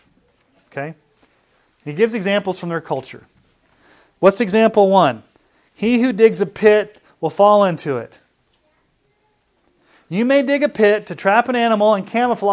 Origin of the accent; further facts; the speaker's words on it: Texas, United States; I was from Texas